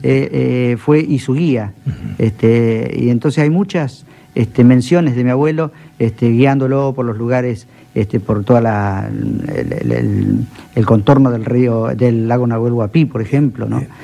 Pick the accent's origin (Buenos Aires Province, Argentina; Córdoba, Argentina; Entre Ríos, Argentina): Buenos Aires Province, Argentina; Carmen de Patagones; Yo, si bien soy este, bonaerense, este, he nacido en un lugar muy especial como es Carmen de Patagones